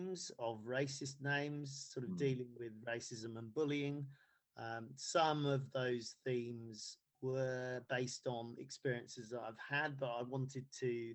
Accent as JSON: {"language": "English", "area": "Bedfordshire", "region": "East of England", "country": "United Kingdom", "tie": "born or raised there", "also_born_or_lived": "Ghana / Nottingham", "said": "we moved to Bedfordshire to a small market town there. And then I did all of my schooling there"}